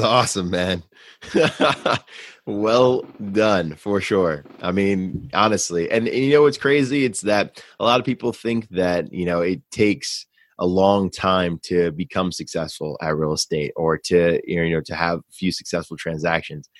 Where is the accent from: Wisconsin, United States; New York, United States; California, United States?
New York, United States; New York City; moved away; I was from New York City